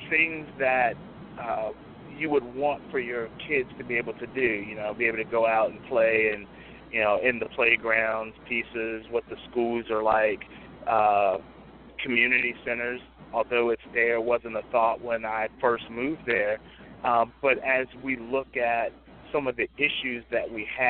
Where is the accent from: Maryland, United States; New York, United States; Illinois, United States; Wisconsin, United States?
Illinois, United States; Chicago; now in Phoebus, United States; I grew up in Chicago, we could walk everywhere, 2, 3, 4, 10 blocks.